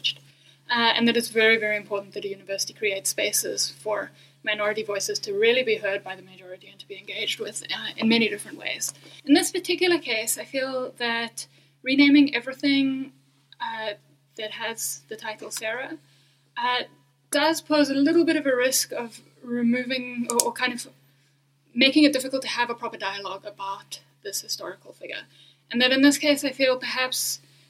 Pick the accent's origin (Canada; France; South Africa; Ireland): South Africa; I am a South African.